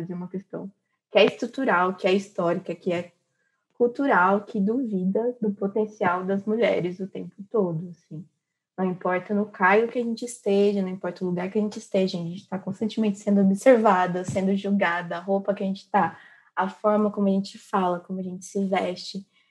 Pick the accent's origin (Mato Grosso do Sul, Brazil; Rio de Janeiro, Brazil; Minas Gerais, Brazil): Mato Grosso do Sul, Brazil; Três Lagoas; moved away as an adult; now in São Carlos, Brazil; Eu sou do interior do Mato Grosso do Sul, Três Lagoas